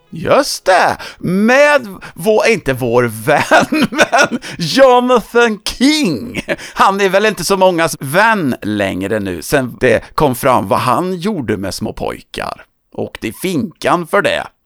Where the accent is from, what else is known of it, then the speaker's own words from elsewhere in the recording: Töreboda, Västra Götaland, Sweden; min hemort Törboda